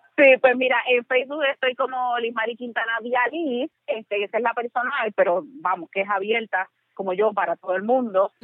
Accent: Canóvanas, Puerto Rico; mi pueblo de Canómana

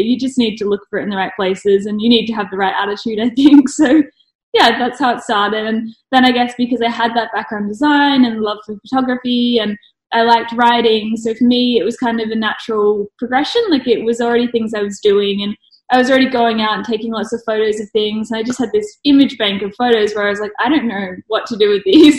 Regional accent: Brisbane, Queensland, Australia; also born or lived in Melbourne; now in Adelaide, Australia; I was born in Melbourne, grew up in Brisbane

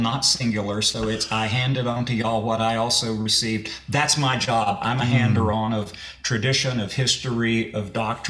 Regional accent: Beaumont, Texas, United States; I'm from Beaumont, Texas. I grew up in a little Methodist church there called Memorial United Methodist Church

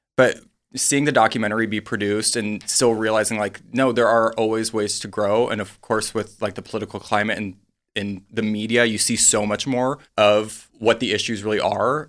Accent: South Dakota, United States; moved away; I grew up in the Midwest

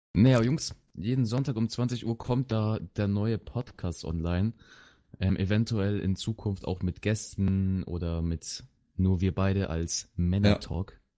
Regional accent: Chile; also born or lived in Bavaria; now in Germany; ich komme aus Südamerika, wenn man das so sagen möchte. aus Chile

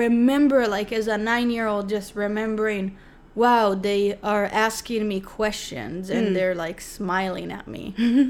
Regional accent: Tel Aviv, Tel Aviv District, Israel; moved away; I grew up in Tel Aviv, Israel.

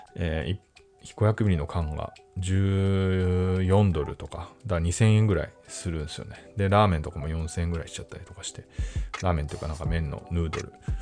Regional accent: Japan; 僕は四十代な、かつ日本人で

